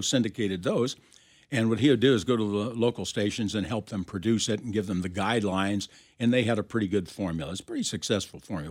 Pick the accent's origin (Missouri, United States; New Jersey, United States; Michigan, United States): Missouri, United States; Kansas City; I grew up in Kansas City